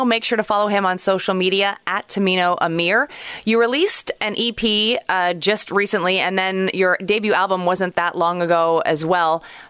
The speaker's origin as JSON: {"language": "English", "town": "Montreal", "region": "Quebec", "country": "Canada", "tie": "born or raised there", "also_born_or_lived": "Toronto", "said": "my hometown, Montreal"}